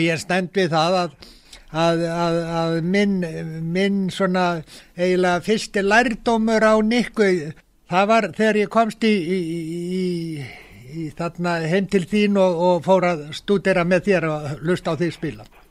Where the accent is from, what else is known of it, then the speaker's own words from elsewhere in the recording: Iceland; ég er frá Íslandi